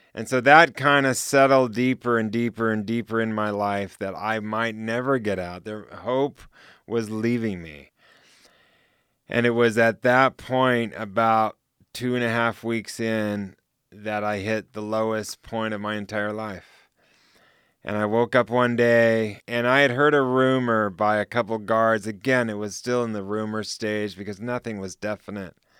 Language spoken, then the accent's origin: English; United States; moved away; also born or lived in Switzerland / Central Asia; I'm American Swiss. So I have two citizenships